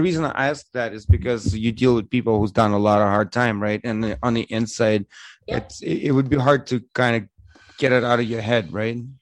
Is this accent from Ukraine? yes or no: yes; Eastern Ukraine, Ukraine; now in Windsor, Canada; I'm from East Ukraine. I'm Russian pretty much.